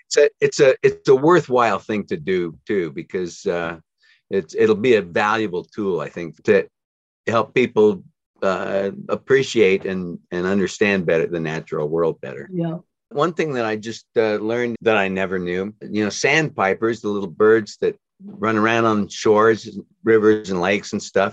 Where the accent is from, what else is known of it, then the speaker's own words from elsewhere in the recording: near Salt Lake City, Utah, United States; I grew up near Salt Lake City in, in the mountains outside of Salt Lake City.